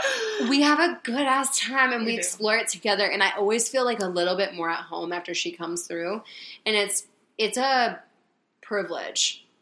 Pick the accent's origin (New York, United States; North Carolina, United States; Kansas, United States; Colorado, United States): North Carolina, United States; Concord; also born or lived in Raleigh, North Carolina; I was still in Concord, where we went to high school